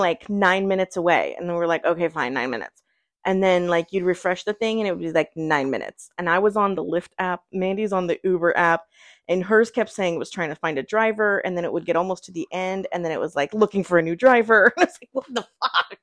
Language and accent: English; Virginia, United States